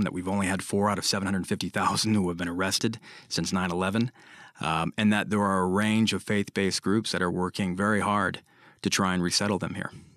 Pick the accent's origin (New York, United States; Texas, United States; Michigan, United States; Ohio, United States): Michigan, United States; Michigan, my home state.